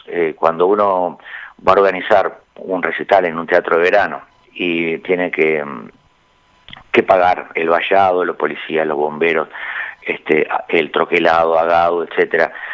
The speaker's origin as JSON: {"language": "Spanish", "region": "Montevideo", "country": "Uruguay"}